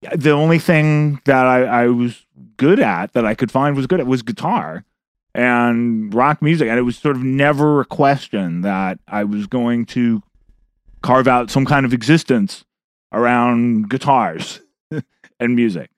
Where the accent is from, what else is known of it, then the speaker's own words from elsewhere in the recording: Berkeley, California, United States; the reason I grew up in Berkeley is because of U C Berkeley